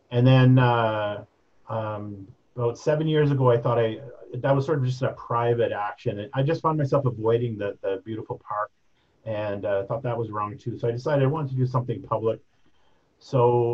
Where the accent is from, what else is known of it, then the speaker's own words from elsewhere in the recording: Edmonton and Calgary, Alberta, Canada; moved away as an adult; now in Regina, Canada; Growing up in Edmonton and then in Calgary